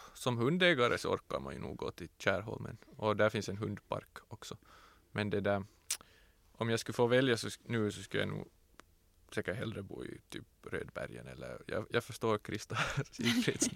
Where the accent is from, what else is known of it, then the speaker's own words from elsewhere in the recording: Tenala, Uusimaa, Finland; I Tenala var det ju ingen mångfald. Det fanns inte en enda som inte var vit